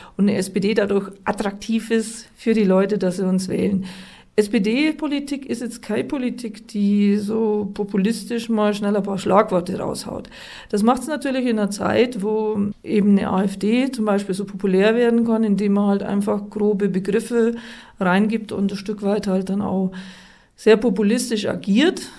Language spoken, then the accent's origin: German; Treuchtlingen, Bavaria, Germany; da, wo ich herkomme, in Treuchtlingen, mit einer integrierten, differenzierten Gesamtschule anfangen konnte